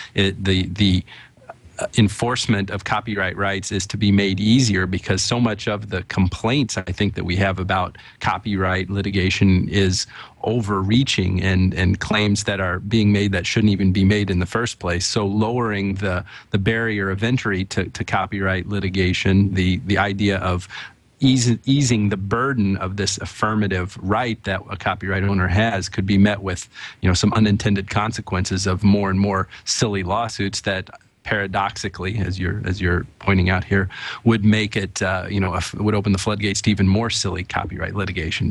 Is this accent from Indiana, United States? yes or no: yes; Bedford, Indiana, United States; moved away; my hometown in Bedford, Indiana